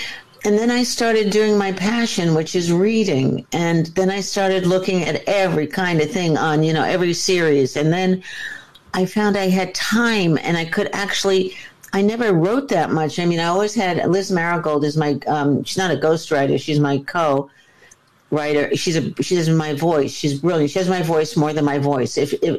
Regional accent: Shanghai, China; I was raised in Shanghai. My father was CIA.

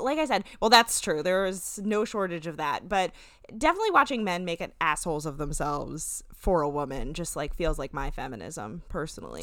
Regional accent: New Jersey, United States; we're from New Jersey

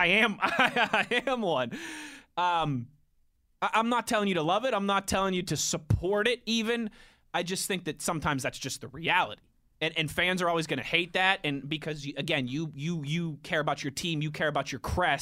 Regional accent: Pittsburgh, Pennsylvania, United States; moved away as an adult; also born or lived in Ohio / Philadelphia; I was 28 years old before 27 years old before I was able to come back to my hometown and get a job in the building that I grew up listening

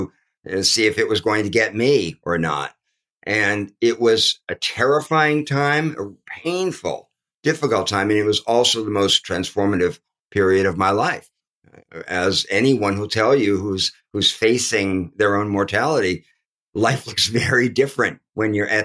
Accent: Los Angeles, California, United States; moved away; also born or lived in New York; having grown up in the city, growing up in Los Angeles as a suburban kid.

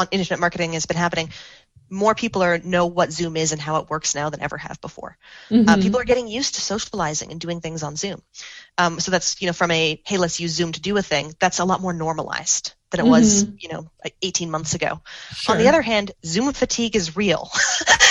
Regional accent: Canada; I'm a Canadian

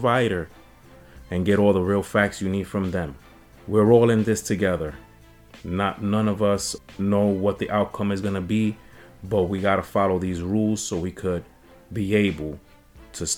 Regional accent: New York City, New York, United States; I'm from the Bronx

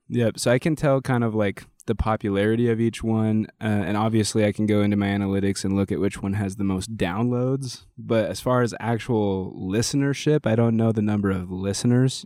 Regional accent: Greeley, Colorado, United States; moved away; also born or lived in Denver / Idaho; I was born in Greeley.

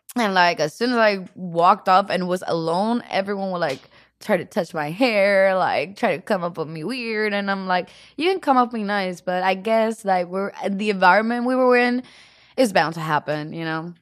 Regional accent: Puerto Rico; accent: Puerto Rican; English is a second language; now in Los Angeles, United States; I'm from Puerto Rico, right? In Puerto Rico, we're a mix of Spaniards, Taino Indians, and African Americans

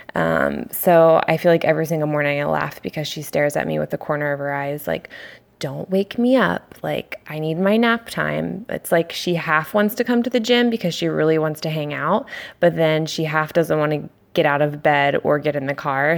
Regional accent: Annapolis, Maryland, United States; moved away as an adult; now in San Diego, United States; I am from Annapolis, Maryland, grew up there, um, and I've been in San Diego, California for four years now

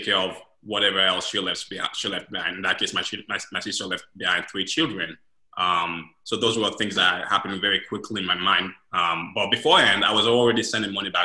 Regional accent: Sierra Leone; also born or lived in Guinea / Senegal / London, England; now in Columbus, United States; I'm originally from Sierra Leone. I left my country because of the Civil War back in 2001, 1999 to be exact

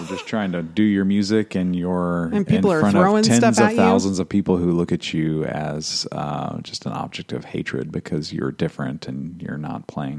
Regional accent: Indiana, United States; growing up in Indiana.

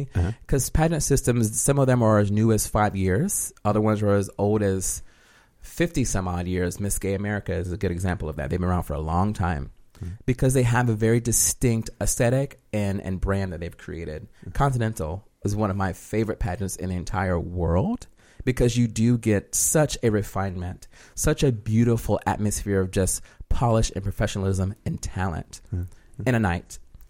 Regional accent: Jacksonville, Florida, United States; Yeah, Jacksonville, Florida.

